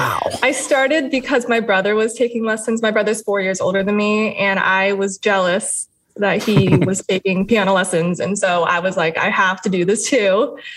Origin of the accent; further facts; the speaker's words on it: United States; as well as Latin influences as well, because I'm Cuban American.